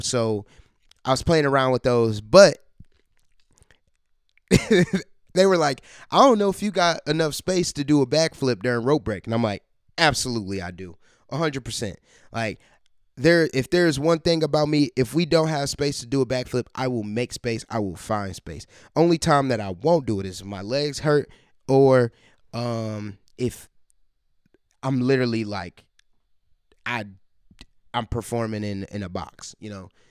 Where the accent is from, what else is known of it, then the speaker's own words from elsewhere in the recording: Columbus, Ohio, United States; Columbus is my hometown, my or my home base